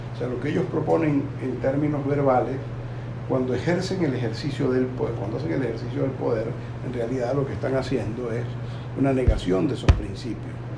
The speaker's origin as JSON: {"language": "Spanish", "country": "Venezuela", "also_born_or_lived": "Uruguay", "said": "yo como buen venezolano"}